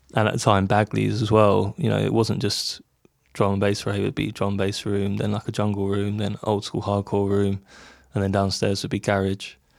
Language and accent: English; London, United Kingdom; we grew up in London. We s, we still live here